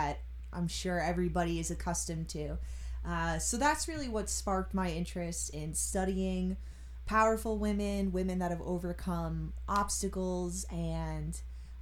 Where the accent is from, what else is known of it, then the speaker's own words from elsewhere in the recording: Long Island, New York, United States; I grew up here on Long Island.